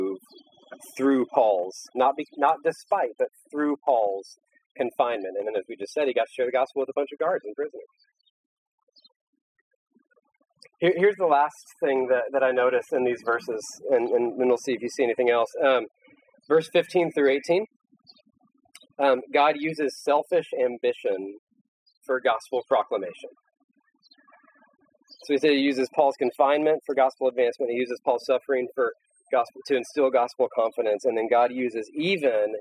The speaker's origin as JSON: {"language": "English", "country": "United States", "said": "as an American"}